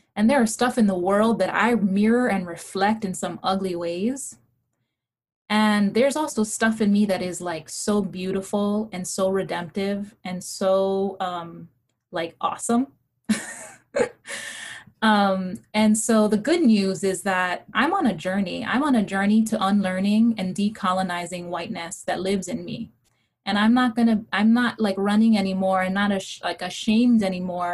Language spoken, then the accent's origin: English; Hawaii, United States; English is a second language; I was raised in Hawaii in a brown and Asian Pacific Islander state that had deep anti blackness